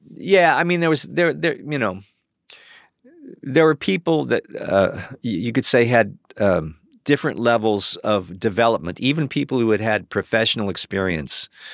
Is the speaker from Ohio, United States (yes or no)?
yes; Cleveland, Ohio, United States; moved away; also born or lived in Chicago / New York; I grew up in Cleveland